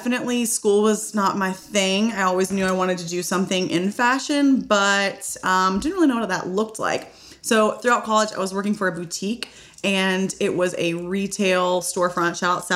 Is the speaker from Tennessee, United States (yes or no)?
yes; Memphis, Tennessee, United States; now in Nashville, United States; So I was born and raised in Memphis, Tennessee.